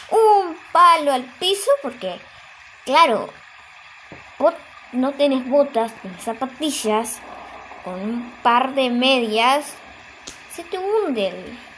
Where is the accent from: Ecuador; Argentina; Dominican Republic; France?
Argentina; Porque yo soy de Argentina y en Argentina tipo no no suele haber nieve más que pues en la montaña claro